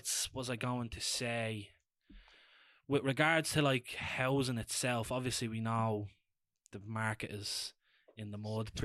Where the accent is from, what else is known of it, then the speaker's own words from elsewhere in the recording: Dublin, Leinster, Ireland; also born or lived in Drimnagh; I'm originally from Ringsend